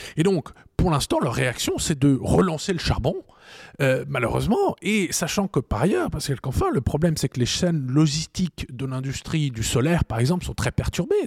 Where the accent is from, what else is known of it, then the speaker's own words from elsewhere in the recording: Strasbourg, Grand Est, France; j'ai grandi à Strasbourg dans un ménage franco-allemand